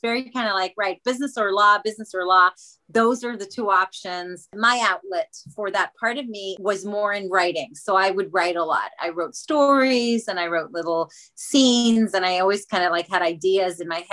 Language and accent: English; Israel; moved away as an adult; now in England; I was born in Israel, which maybe is something that not everybody knows. I moved to England when I was 30